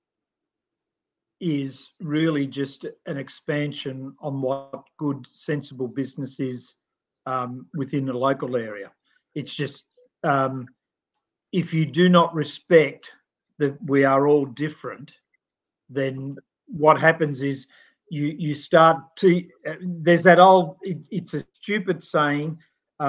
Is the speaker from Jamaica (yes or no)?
no; Australia; we're Australian